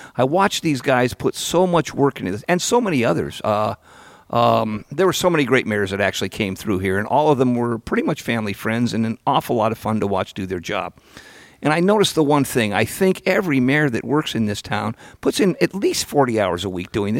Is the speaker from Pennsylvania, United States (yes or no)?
no; Petaluma, California, United States; growing up in Petaluma